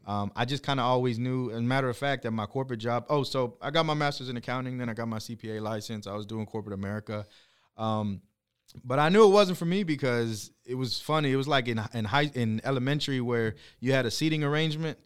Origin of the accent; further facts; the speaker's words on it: Corpus Christi, Texas, United States; originally from Corpus Christi